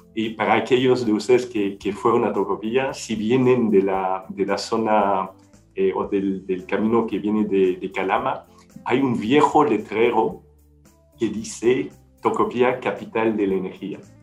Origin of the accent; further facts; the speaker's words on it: Belgium; Spanish is a second language; moved away as an adult; now in Chile; fuera de Bélgica